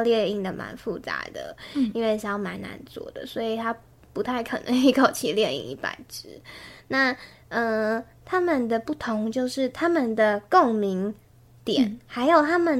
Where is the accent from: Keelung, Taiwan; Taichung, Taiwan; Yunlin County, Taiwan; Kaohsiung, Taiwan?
Taichung, Taiwan; moved away as an adult; now in New Taipei, Taiwan; 我是台中人。